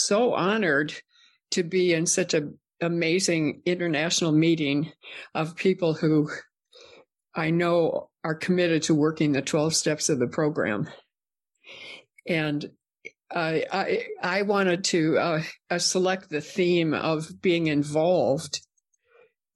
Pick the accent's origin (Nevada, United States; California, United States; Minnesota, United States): Minnesota, United States; I grew up in Minnesota